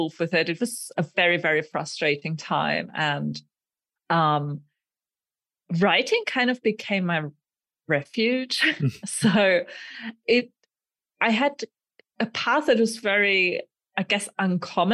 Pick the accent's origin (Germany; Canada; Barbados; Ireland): Germany; moved away as an adult; also born or lived in Aachen, Germany / Sweden; now in Prague, Czech Republic; I currently live in the Czech Republic in Prague. And I grew up in Germany, where I also did my undergraduate